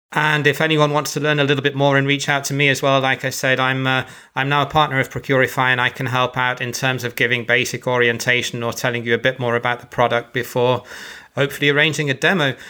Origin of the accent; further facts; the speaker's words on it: Birmingham, West Midlands, United Kingdom; I come from Birmingham and everyone says it's a horrible accent